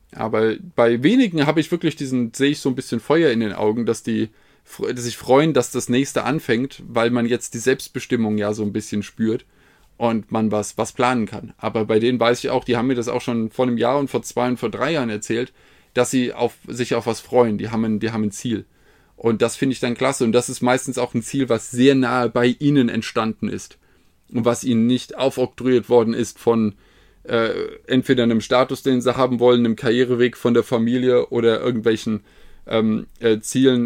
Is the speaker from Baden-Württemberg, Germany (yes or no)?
no; Hesse, Germany; bin Hesse